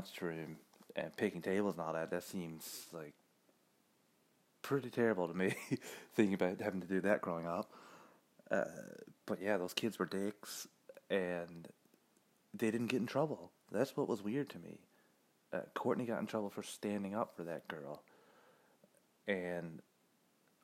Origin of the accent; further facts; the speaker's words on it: Canada; as a Canadian